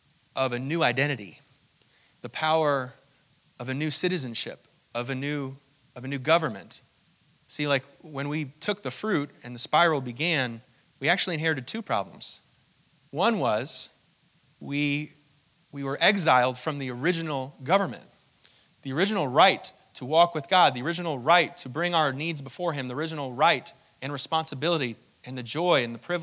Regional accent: Hong Kong; I was born in Hong Kong to my mother, who's an American citizen

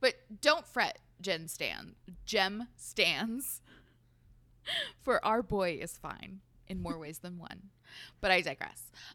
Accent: Portland, United States; I'm from Portland

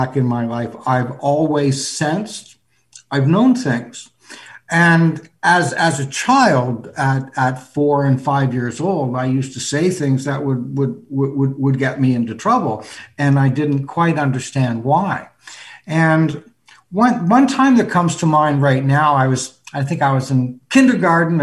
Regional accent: Toronto, Ontario, Canada; I'm a Canadian. I'm from Toronto. Yeah. You know, that's my hometown

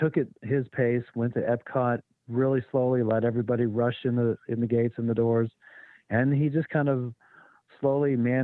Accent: western Kansas, United States; moved away; When I was a preteen, I would jump on our one-story house and watch thunderstorms come in western Kansas

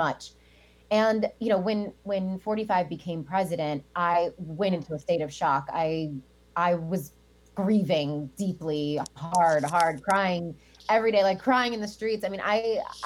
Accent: Alexandria, Virginia, United States; I was raised on George Washington's slave land

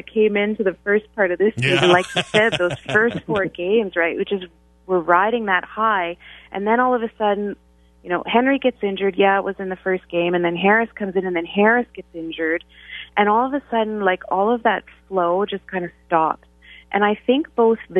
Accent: Western Canada, Canada; now in Ottawa, Canada; I'm from Western Canada

